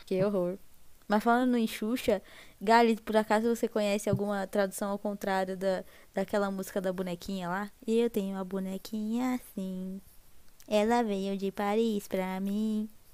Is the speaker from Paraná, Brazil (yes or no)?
yes; Londrina, Paraná, Brazil; E eu sou aqui do Paraná, né? Aqui de Londrina